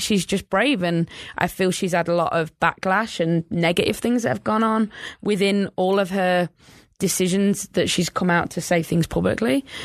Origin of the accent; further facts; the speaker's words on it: England, United Kingdom; moved away; growing up in England